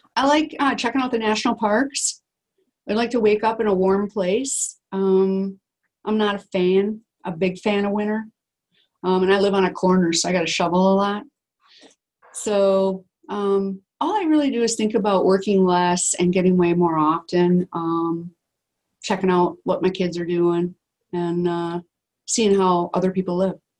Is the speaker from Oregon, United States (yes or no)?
no; Wisconsin, United States; we're from Wisconsin